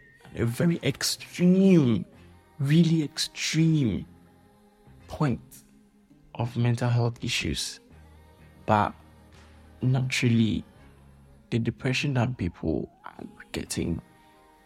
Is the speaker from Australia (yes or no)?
no; Ghana; I'm a Ghanaian, so I have to use the Ghanaian culture